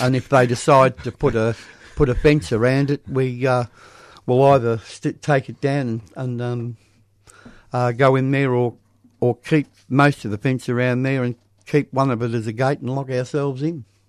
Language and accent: English; Thornbury, Victoria, Australia; I was brought up in Thornbury